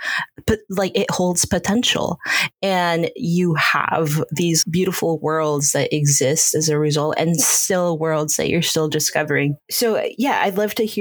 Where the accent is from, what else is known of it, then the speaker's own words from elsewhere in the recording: Peru; now in United States; I still in my body remember so much of what it felt like to be in Peru